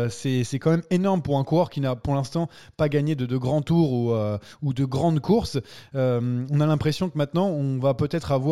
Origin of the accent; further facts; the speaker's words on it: France; Si on râle, c'est parce qu'on est français déjà